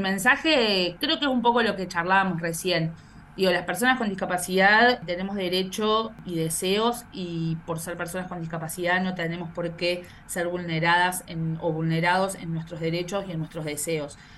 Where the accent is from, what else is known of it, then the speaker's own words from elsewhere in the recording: Córdoba, Argentina; moved away as an adult; also born or lived in Villa Carlos Paz; now in Mar del Plata, Argentina; Yo soy cordobesa, vivo en Mar del Plata